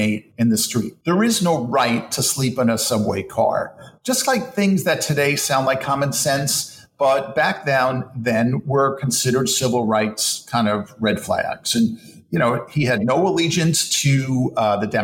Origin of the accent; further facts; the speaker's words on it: New York City, New York, United States; as a New Yorker